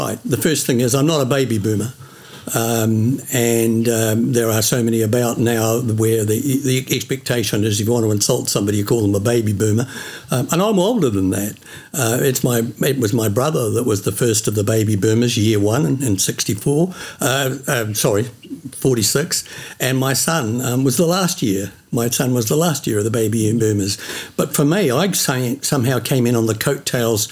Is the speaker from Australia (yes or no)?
no; Auckland, New Zealand; moved away as an adult; now in Oamaru, New Zealand; born and bred in Auckland